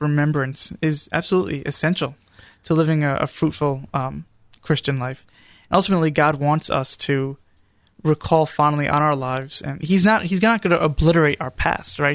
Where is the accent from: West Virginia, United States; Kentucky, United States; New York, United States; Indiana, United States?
New York, United States; moved away; also born or lived in Charlotte, North Carolina; growing up in New York.